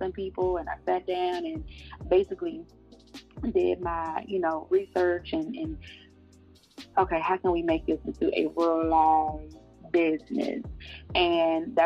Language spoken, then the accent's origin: English; Prince George's County, Maryland, United States; also born or lived in North Carolina; born there, but raised in the DMV area. So I'm a little bit of both.